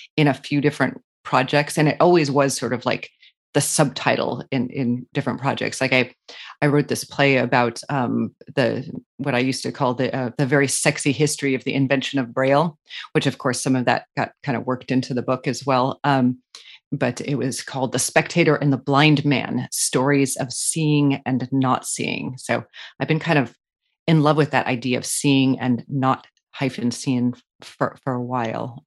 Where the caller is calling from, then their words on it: New York City, New York, United States; also born or lived in Colorado; I am calling in from New York City, back in New York City, where it all began, sort of, not really, but, um, I was here for many, many years